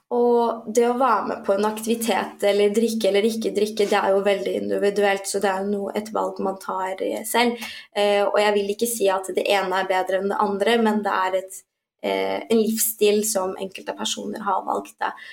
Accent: Norway; jeg nettopp har fått og oppvokst her, så føler jeg mer at jeg har sterkere røtter til den norske kulturen

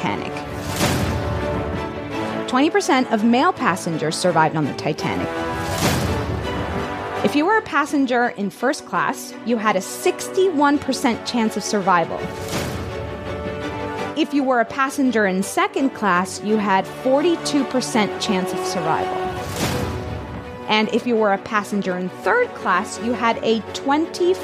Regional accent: Miami, Florida, United States; I'm from Miami

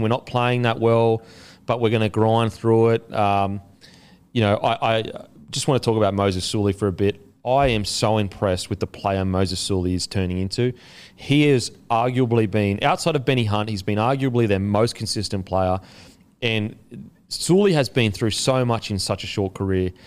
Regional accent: Queensland, Australia; I'm a Queenslander

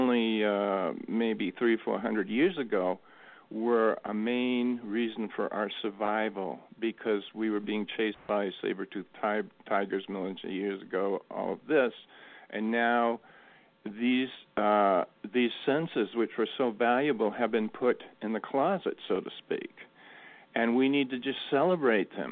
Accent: Maine coast, United States; growing up in the Maine coast

